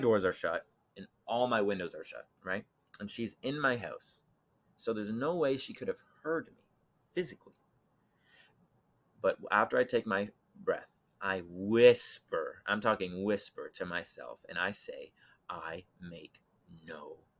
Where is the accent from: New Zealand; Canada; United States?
Canada; I heard about the story of Jesus from growing up in Canada